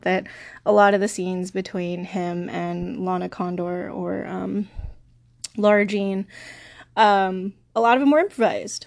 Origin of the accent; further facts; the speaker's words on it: West Coast, United States; I'm such a West Coaster.